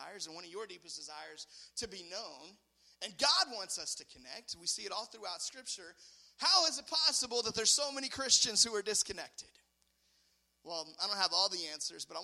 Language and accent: English; United States; I'm an American